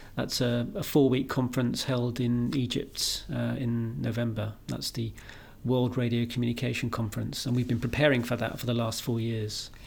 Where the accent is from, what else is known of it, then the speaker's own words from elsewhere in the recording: United Kingdom; I'm a British guy